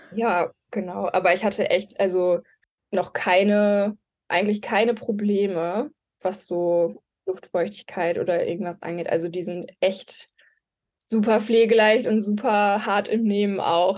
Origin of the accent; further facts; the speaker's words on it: Mülheim an der Ruhr, North Rhine-Westphalia, Germany; also born or lived in Marburg; Ich komme aus Mülheim an der Ruhr. Also bin ein Ruhrpottkind.